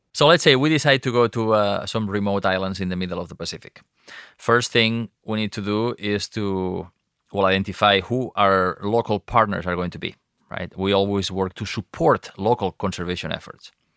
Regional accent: Costa Brava, Catalonia, Spain; I grew up on the Mediterranean coast of Spain and the Costa Brava in, in Catalonia

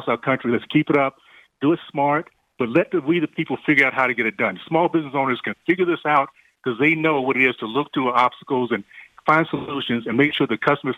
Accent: Deep South, United States; growing up in the Deep South in the 60s

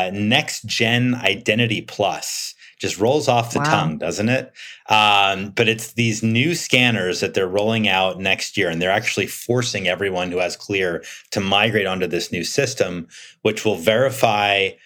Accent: United States

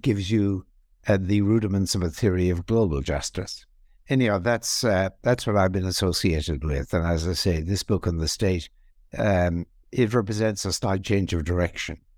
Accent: Ireland; moved away as an adult; also born or lived in England / Australia / Princeton, United States; I was born in Ireland. I was also trained in Ireland in philosophy.

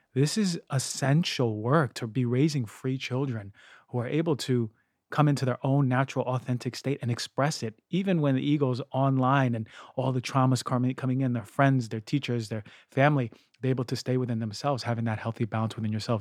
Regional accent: New York, United States; moved away as an adult; also born or lived in Philadelphia / Bay Area; growing up in New York

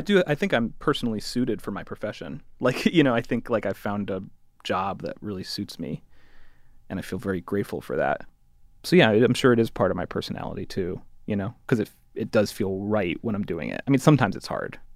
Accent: Connecticut, United States; I'm from Connecticut.

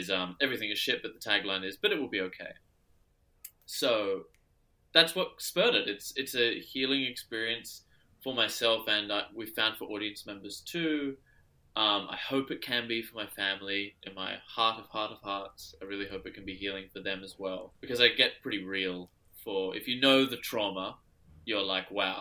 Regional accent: Adelaide, South Australia, Australia; now in Sydney, Australia; my hometown in Adelaide

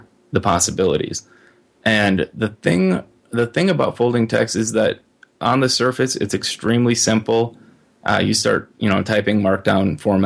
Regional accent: Midwest, United States; also born or lived in Minnesota; I'm a Midwesterner, and I kind of plan to always be a Midwesterner

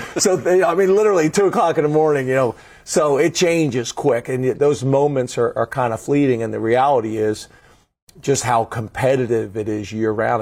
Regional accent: just outside of Philadelphia, Pennsylvania, United States; I grew up just outside of Philadelphia.

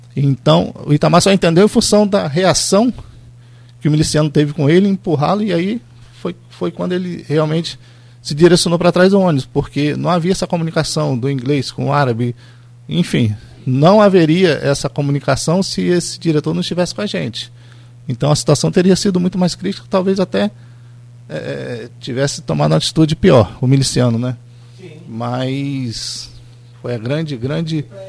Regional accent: Campos dos Goytacazes, Rio de Janeiro, Brazil; como campista, como brasileiro

